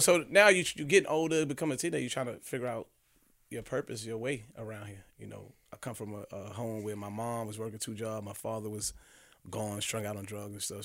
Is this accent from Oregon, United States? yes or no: no; New York City, New York, United States; growing up in New York City